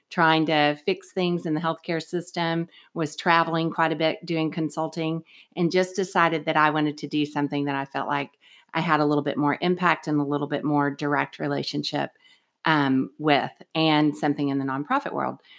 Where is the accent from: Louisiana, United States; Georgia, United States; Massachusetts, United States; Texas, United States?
Texas, United States; Austin; So we grew up here in Austin, Texas, um, and we are a national organization.